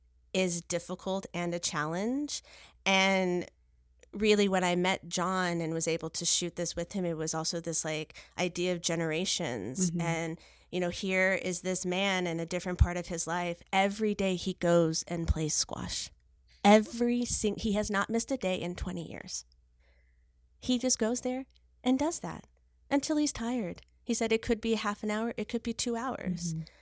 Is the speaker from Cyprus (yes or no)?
yes; Cyprus; because surprise, surprise, hello, I am from Cyprus. Yes. I am a Greek person.